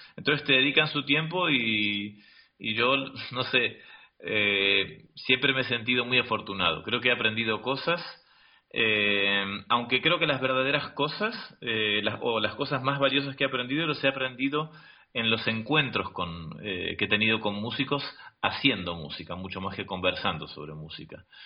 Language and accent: Spanish; Argentina; now in Madrid, Spain; en mi país, en Argentina